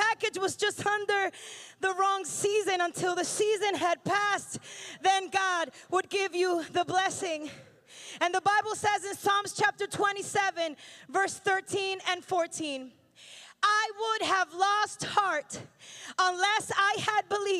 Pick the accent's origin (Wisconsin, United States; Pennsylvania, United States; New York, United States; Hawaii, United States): Pennsylvania, United States; I'm from Pennsylvania, so in January, there's a ton of snow